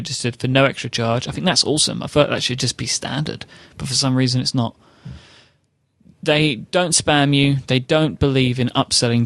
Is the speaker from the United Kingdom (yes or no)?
yes; United Kingdom; I am a British gentleman